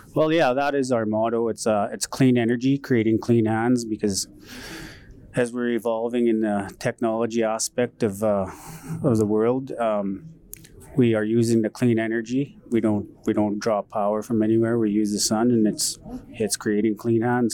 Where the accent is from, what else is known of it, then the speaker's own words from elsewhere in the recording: Paddle Prairie Métis Settlement, Alberta, Canada; I grew up in Paddle Prairie Métis settlement